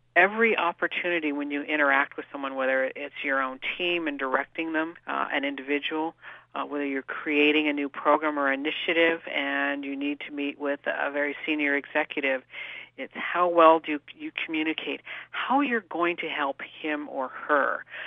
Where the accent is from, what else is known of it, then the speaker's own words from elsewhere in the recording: San Jose, California, United States; I was actually born and raised in Northern California, in the Bay Area, in San Jose. So I'm truly a local kid.